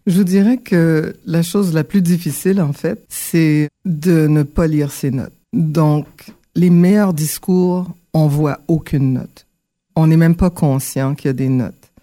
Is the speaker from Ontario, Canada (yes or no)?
yes; Ottawa, Ontario, Canada; also born or lived in Port-au-Prince, Haiti / Montreal, Quebec; Donc, j'ai grandi, euh, au Canada. D'abord, à Ottawa, un petit peu. Ensuite, on a fait un, un bon séjour à Montréal et r, pour revenir dans la région